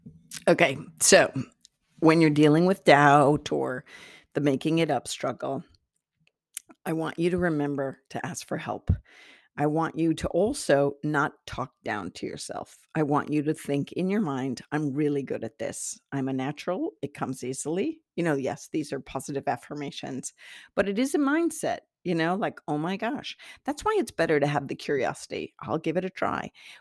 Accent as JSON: {"language": "English", "country": "Ireland", "said": "Take it with a grain of salt. I'm Irish. Take it with a grain of salt."}